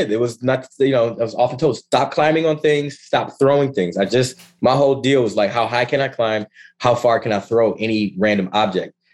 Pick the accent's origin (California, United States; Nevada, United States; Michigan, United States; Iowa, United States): Michigan, United States; Ann Arbor; moved away as an adult; also born or lived in Ypsilanti, Michigan / Kent, Ohio; I was born go? and raised in Ann Arbor, Michigan.